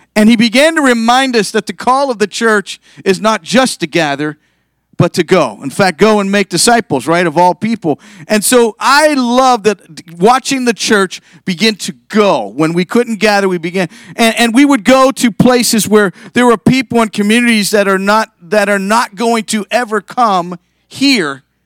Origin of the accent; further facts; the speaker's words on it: Youngstown, Ohio, United States; moved away as an adult; now in Columbus, United States; I'm originally from Northeast Ohio, from Youngstown